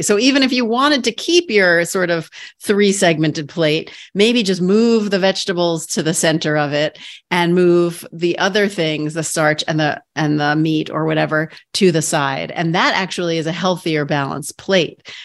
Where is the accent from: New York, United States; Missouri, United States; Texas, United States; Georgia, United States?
New York, United States; New York City; I'm a borough girl too. I'm from Queens.